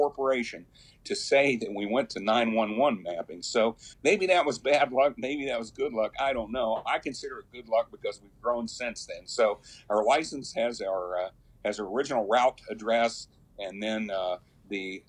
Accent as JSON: {"language": "English", "area": "Jackson County", "region": "West Virginia", "country": "United States", "tie": "born or raised there", "also_born_or_lived": "Boone County, West Virginia / Wirt County, West Virginia", "said": "I grew up in south of here a little bit in Jackson County. I was originally born in Boone County in southern West Virginia."}